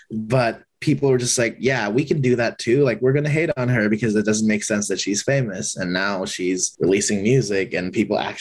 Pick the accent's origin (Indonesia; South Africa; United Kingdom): Indonesia; now in Los Angeles, United States; growing up in Indonesia